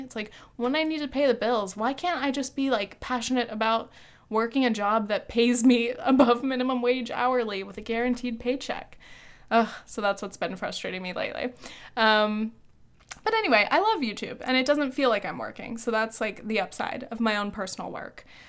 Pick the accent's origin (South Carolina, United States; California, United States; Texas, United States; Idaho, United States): California, United States; Orange County; moved away as an adult; also born or lived in New Orleans / France; now in Long Island, United States; growing up in safe, cookie cutter Orange County